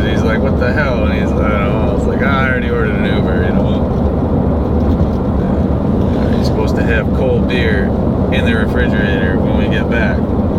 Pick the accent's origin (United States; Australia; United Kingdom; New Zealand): United States; Chicago, Illinois; I'm from Chicago.